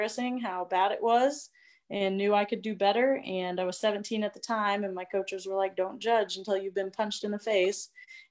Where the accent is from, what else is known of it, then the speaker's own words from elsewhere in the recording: Springfield, Missouri, United States; moved away as an adult; now in Norfolk, United States; Hometown and basically where I'm originally from is Springfield, Missouri.